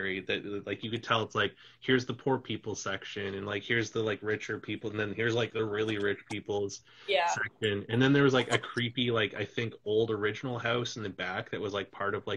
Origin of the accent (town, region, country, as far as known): Canada